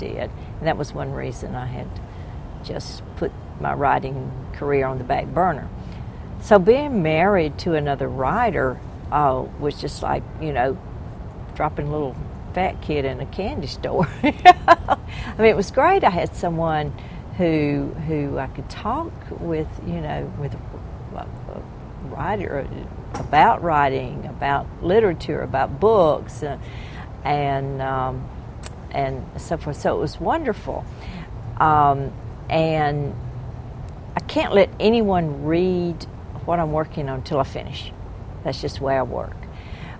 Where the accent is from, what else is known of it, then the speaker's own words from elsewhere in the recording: the South, United States; I am a Southerner.